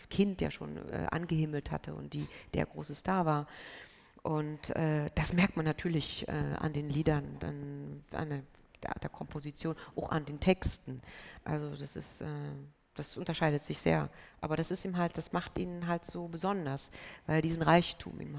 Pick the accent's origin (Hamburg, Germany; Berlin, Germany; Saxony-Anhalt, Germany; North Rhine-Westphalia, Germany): Berlin, Germany; Ich bin Berlinerin, also es sprang mich einfach auch